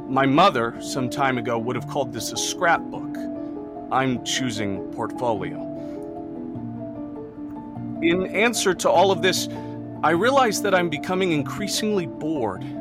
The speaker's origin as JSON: {"language": "English", "town": "Ithaca", "region": "New York", "country": "United States", "said": "I am from Ithaca, New York, and that's where I'm stationed now."}